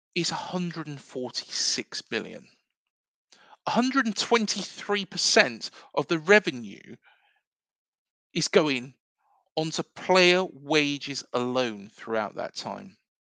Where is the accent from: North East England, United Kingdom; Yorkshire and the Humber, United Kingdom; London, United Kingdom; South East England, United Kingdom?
South East England, United Kingdom; Reading; also born or lived in South Coast, England; now in Bournemouth, United Kingdom; I was born in the Royal County of Berkshire